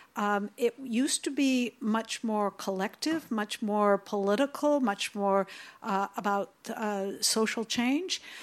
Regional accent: United States; I'm here from the United States

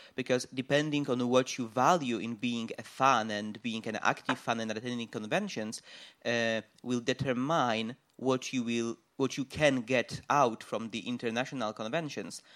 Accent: Poland; I'm from Poland

